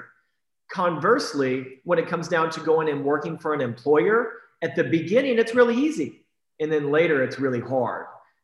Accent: Iowa, United States; now in Texas, United States; I was raised in Iowa, and I remember when I was 8, 9, 10 years old, taking shovels and shoveling people's walks

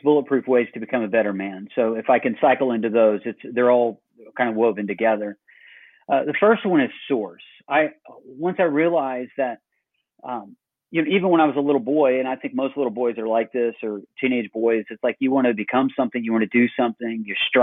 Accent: Illinois, United States; now in Dublin, Georgia, United States; originally I'm from Illinois

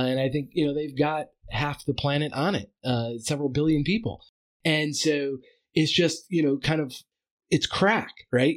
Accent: United States; as an American

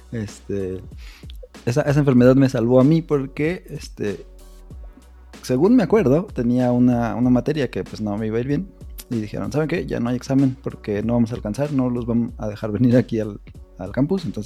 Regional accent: Mexico City, Mexico; now in Morelia, Mexico; Nosotros también salimos del DF, pero por el trabajo de mi papá nos fuimos

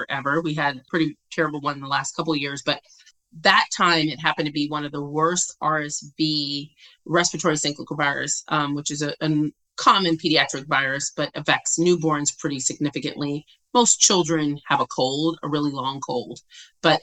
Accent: Virginia, United States; I'm originally from Virginia

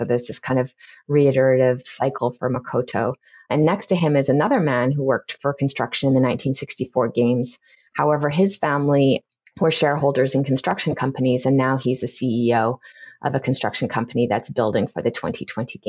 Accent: Lethbridge, Alberta, Canada; moved away; I spent some of my time growing up, when I later moved to Lethbridge, living with my grandfather

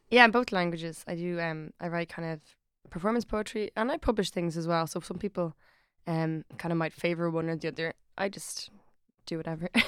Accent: Dublin, Leinster, Ireland; I'm from Ireland, I'm from Dublin

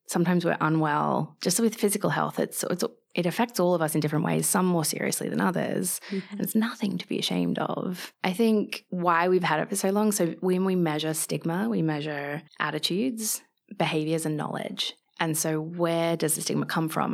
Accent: Australia; moved away as an adult; also born or lived in London; I'm Australian, living away from home.

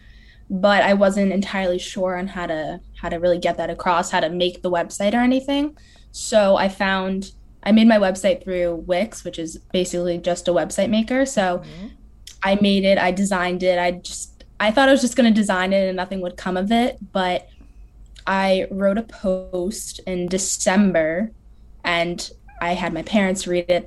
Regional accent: Northern New Jersey, United States; I'm from Northern New Jersey

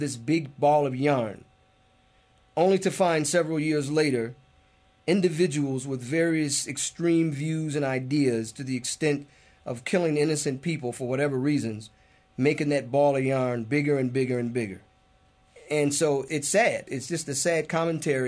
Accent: United States; As an American Muslim

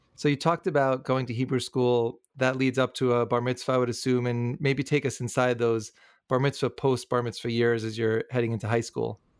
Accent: New York, United States; growing up in New York

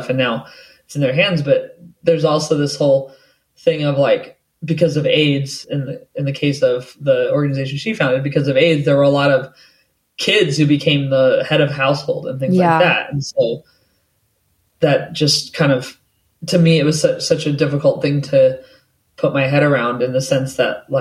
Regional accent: United States; moved away as an adult; now in United Kingdom; I'm American, but live in the UK

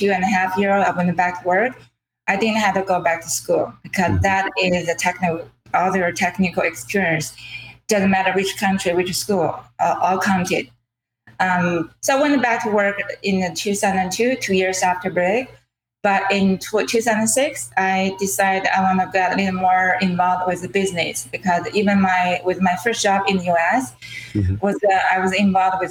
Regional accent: China; English is a second language; moved away as an adult; now in Cambridge, United States; I'm an immigrant from China. I moved to US about 21 years ago

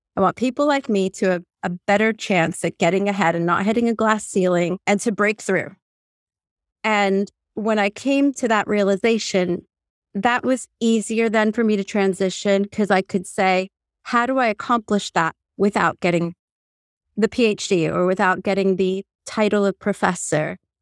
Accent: Puerto Rico; also born or lived in New Orleans, United States / Pennsylvania, United States / Örebro, Sweden; now in England; as a Latin American, I'm from Puerto Rico

